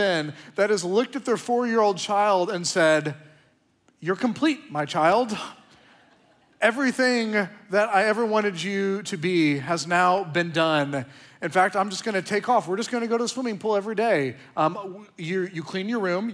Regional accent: Oklahoma, United States; now in Austin, United States; I'm from Oklahoma

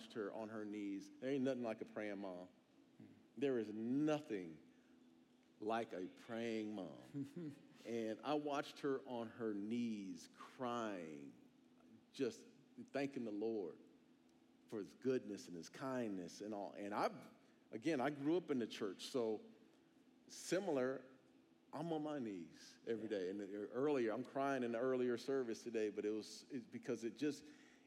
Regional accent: Phoenix, Arizona, United States; moved away; I'm from Arizona. I'm from Phoenix.

